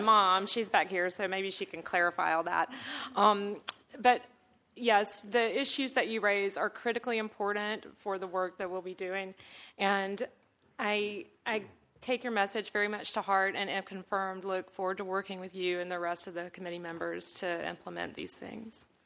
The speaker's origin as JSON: {"language": "English", "region": "Georgia", "country": "United States", "moved": "as an adult", "lives_now": "Washington, United States", "said": "I worked for my home state congressman from Georgia, Sanford Bishop"}